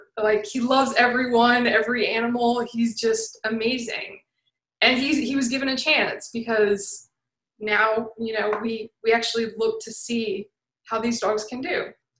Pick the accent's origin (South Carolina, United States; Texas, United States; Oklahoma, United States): South Carolina, United States; Aiken; also born or lived in Florida; now in Greenville, United States; I grew up in Aiken, South Carolina. It's a little small town on the South Carolina-Georgia border.